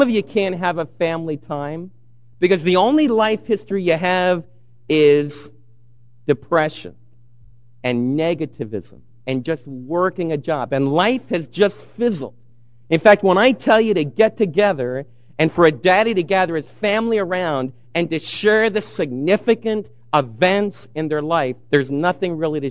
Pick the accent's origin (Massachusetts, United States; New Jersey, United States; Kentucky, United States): New Jersey, United States; moved away; I grew up back in the East Coast. Some of my best friends, my playmates as a kid in New Jersey, were Jewish kids.